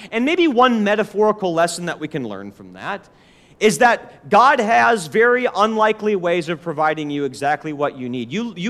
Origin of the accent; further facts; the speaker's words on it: Forest Lake, Minnesota, United States; now in Nashville, United States; I remember growing up in Forest Lake, Minnesota, and being a Christian, living there for 2 years